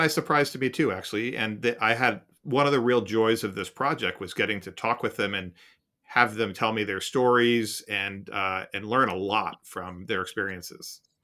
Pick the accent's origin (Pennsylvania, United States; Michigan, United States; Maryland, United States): Pennsylvania, United States; Philadelphia; a newspaper I read as a kid growing up in Philadelphia